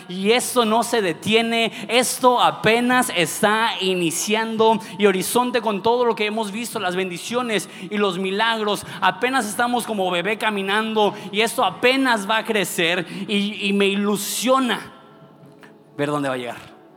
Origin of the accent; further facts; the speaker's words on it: Ensenada, Baja California, Mexico; ¿de dónde eres? Digo, de Ensenada.